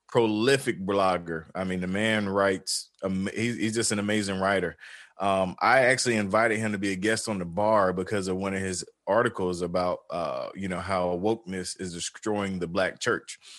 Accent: the South, United States; I'm from the South

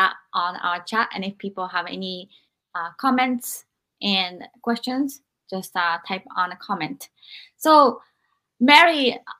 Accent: Japan; moved away; when I was growing up in Japan

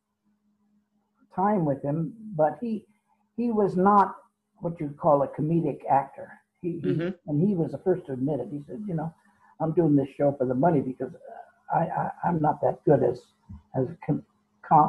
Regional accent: San Francisco, California, United States; San Francisco, my hometown

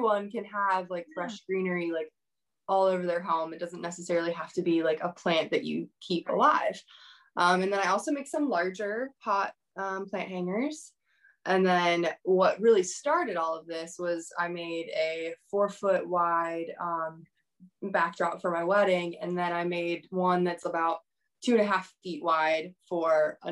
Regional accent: Northern Virginia, United States; also born or lived in Wilmington, North Carolina; now in Raleigh, United States; I'm local to Raleigh now, but I'm originally from Northern Virginia.

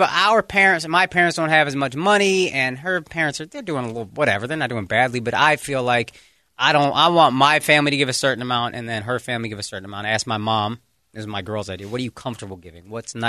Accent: Texas, United States; I'm from Texas.

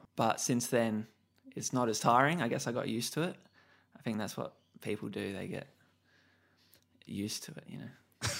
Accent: Adelaide, South Australia, Australia; Because I'm just a kid. You know, I'm just coming from Adelaide.

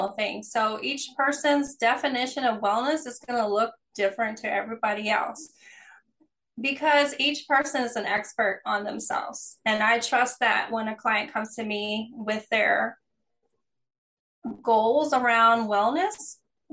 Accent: East Coast, United States; now in California, United States; I'm originally from the East Coast, living in California.

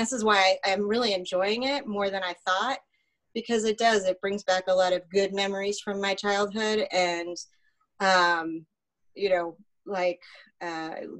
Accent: Kansas, United States; also born or lived in Connecticut; now in Alpharetta, United States; I grew up in Kansas. So the house that I grew up in most of my life was blown away in a tornado

